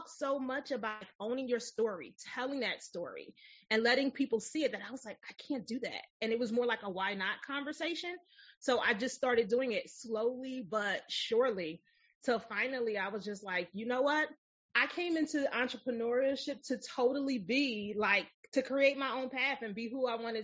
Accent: Philadelphia, Pennsylvania, United States; So I grew up in West Philly. And if you've never been to Philadelphia, it is a very urban city

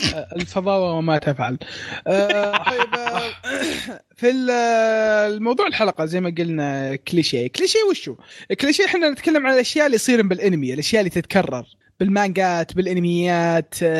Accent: Saudi Arabia; عندنا في السعوديه

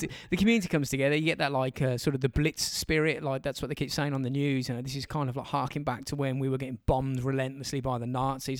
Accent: England, United Kingdom; we're English

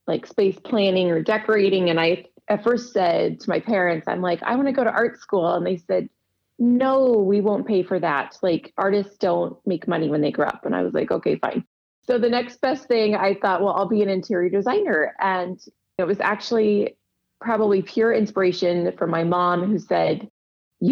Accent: Arizona, United States; moved away as an adult; also born or lived in Provo, Utah / East Coast / West Coast; I was born in Provo, Utah, and lived there for just a few years. And then my family moved to Arizona. So I grew up through high school in the Sonoran Desert

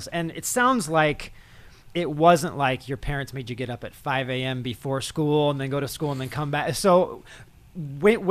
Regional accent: San Diego, California, United States; I come from San Diego. I'm a city slicker.

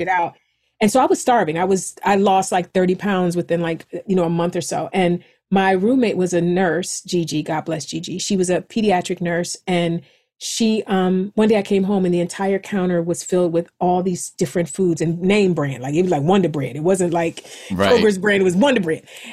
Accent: East Cleveland, Ohio, United States; moved away; I am a kid from East Cleveland

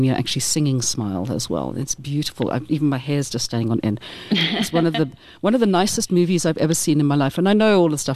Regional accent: South Africa; we're South African

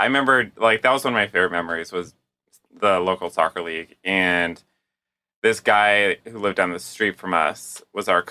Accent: Candia, New Hampshire, United States; I grew up in southern New Hampshire in a town called Candia, which is a few minutes outside of Manchester

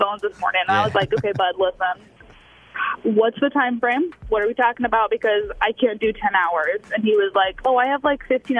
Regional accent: Chicago, Illinois, United States; so we're originally from the Chicago area.

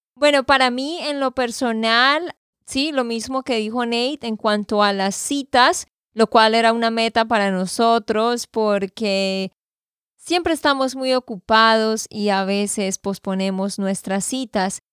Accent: Santander, Colombia; de Santander, Colombia

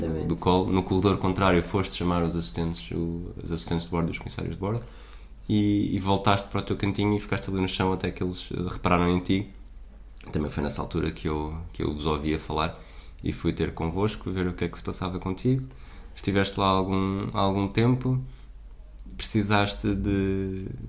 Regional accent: Portugal

